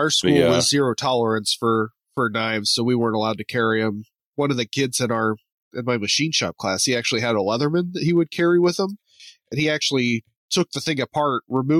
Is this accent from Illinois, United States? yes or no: no; Indiana, United States; I grew up in Southern Indiana, so it wasn't even like the big city type thing.